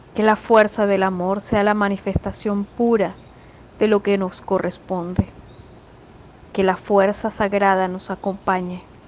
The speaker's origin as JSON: {"language": "Spanish", "country": "Venezuela", "said": "cada uno de nosotros, todos venezolanos"}